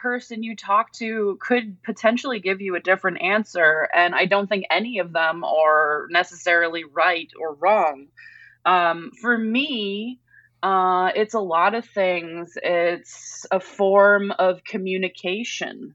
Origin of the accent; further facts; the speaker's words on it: Massachusetts, United States; moved away; I grew up on the East Coast, a lot of Cape Cod activity